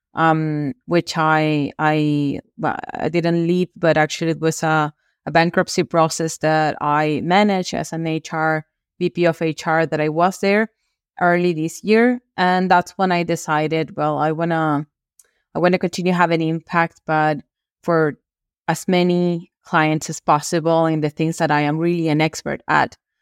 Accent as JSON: {"language": "English", "country": "Venezuela", "tie": "born or raised there", "also_born_or_lived": "Brazil / Peru / Bolivia", "moved": "as an adult", "lives_now": "Spain", "said": "I was born and raised in Venezuela, in Latin America"}